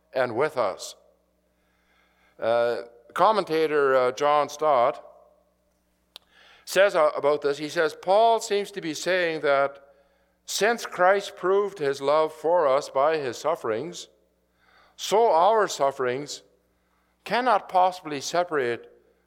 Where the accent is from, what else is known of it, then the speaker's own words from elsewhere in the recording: Saskatchewan, Canada; moved away; I grew up in Saskatchewan